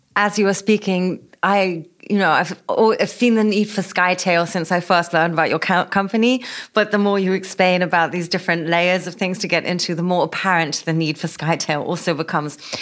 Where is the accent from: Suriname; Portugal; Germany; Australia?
Germany; Berlin; my hometown